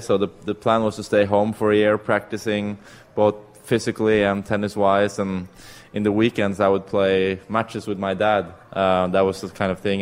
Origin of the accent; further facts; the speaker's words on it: Norway; I'm from Europe